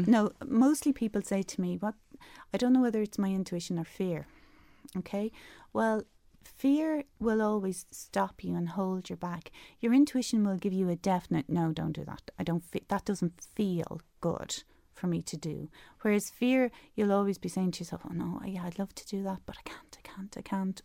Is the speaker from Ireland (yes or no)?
yes; Dublin, Leinster, Ireland; moved away as an adult; I'm I'm from Dublin um, originally